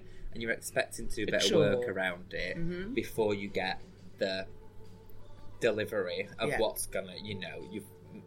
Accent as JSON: {"language": "English", "town": "Manchester", "region": "North West England", "country": "United Kingdom", "tie": "born or raised there", "also_born_or_lived": "France", "moved": "as an adult", "lives_now": "London, United Kingdom", "said": "I grew up in Manchester."}